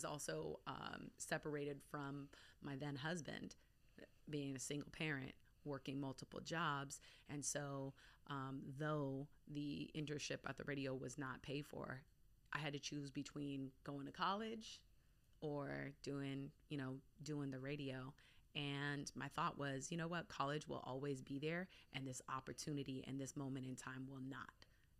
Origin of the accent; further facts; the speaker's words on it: Anchorage, Alaska, United States; also born or lived in Bay Area, California; So, I'm all over. Okay. So, I'm born in Anchorage, Alaska. Okay. I spent about 7 years of my formative years in the Bay Area in California. I went back to Alaska for high school